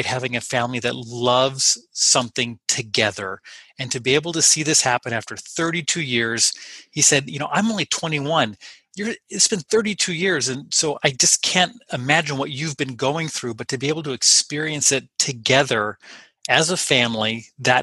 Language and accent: English; Los Angeles, California, United States; now in Whatcom County, United States; I'm from Los Angeles